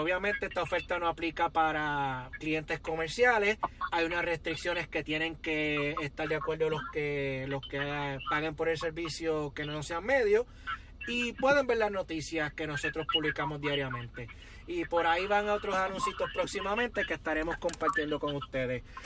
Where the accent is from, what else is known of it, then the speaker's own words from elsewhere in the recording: Yabucoa, Puerto Rico; moved away; also born or lived in Río Piedras, Puerto Rico; Yo cuando salí de Yabucoa tenía una, una visión de vida distinta a la que tuve cuando me mudé a Río Piedra